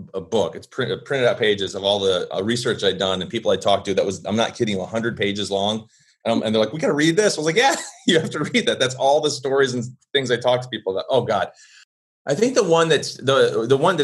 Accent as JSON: {"language": "English", "town": "Blue Island", "region": "Illinois", "country": "United States", "tie": "born or raised there", "accent": "Chicago", "said": "There's my Chicago accent coming out because I was born in Blue Island"}